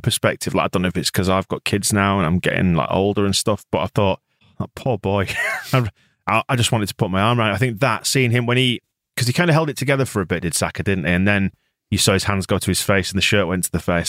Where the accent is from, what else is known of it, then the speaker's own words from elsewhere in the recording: England, United Kingdom; I'm English